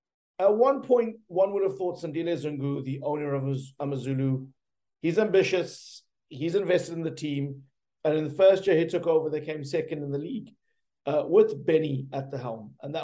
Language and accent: English; Durban, KwaZulu-Natal, South Africa; Durban, my hometown.